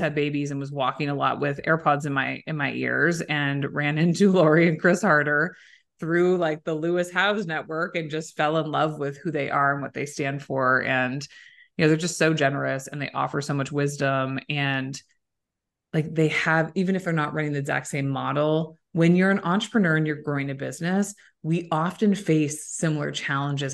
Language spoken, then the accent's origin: English; Waterloo, Ontario, Canada; moved away; it's a great town. I'm from there